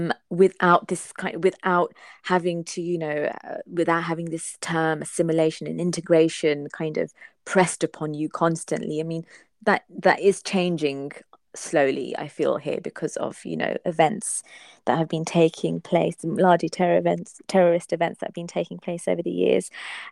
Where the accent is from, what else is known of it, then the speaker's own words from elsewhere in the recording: England, United Kingdom; But I think with my generation, the ones who were born and brought up in England, we have a kind of, we don't have an identity crisis, but we're curious about our faith.